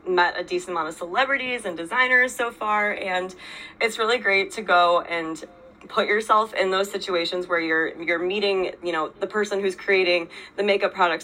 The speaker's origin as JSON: {"language": "English", "area": "Chicago suburbs", "region": "Illinois", "country": "United States", "also_born_or_lived": "Iowa", "moved": "as an adult", "lives_now": "New York City, United States", "said": "I'm from the Chicago suburbs originally"}